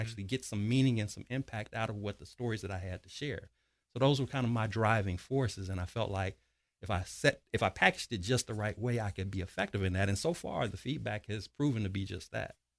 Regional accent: Chicago, Illinois, United States; I'm originally from Chicago, Illinois, born and raised south side of Chicago

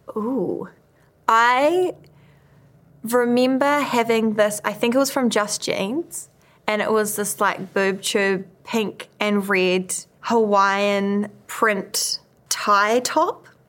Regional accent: New Zealand; growing up in New Zealand

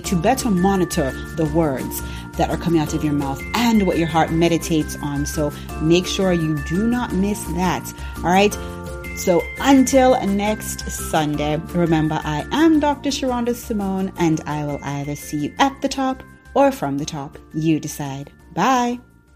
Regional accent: Jamaica; sometimes patois, you know, I'm Jamaican, so sometimes patois.

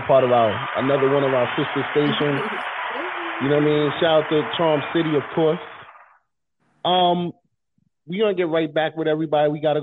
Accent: Kinston, North Carolina, United States; I'm from Kinston, North Carolina.

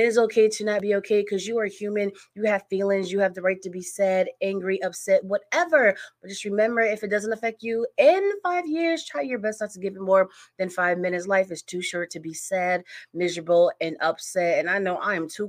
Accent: Connecticut, United States; I'm from Connecticut.

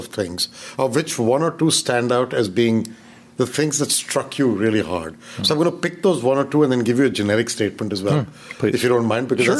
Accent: India; my undergrad in India as well and did my MBA in India. I don't have an education outside. And so I'm of Indian origin, but also Indian minted, so to say, right?

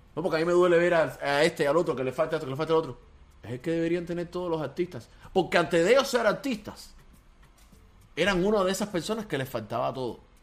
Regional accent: Cuba; moved away; todos somos cubanos

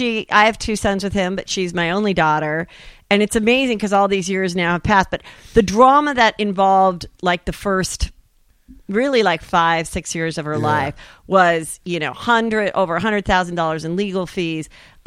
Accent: Woodland Hills, California, United States; Woodland Hills.

